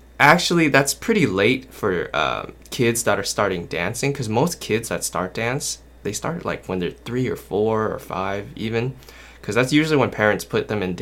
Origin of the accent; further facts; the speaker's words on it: Anaheim, California, United States; I'm from Anaheim, California